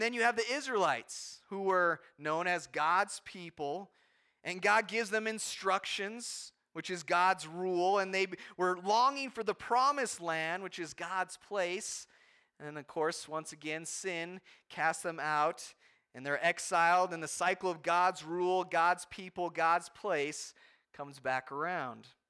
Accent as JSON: {"language": "English", "country": "United States", "said": "as American Christians"}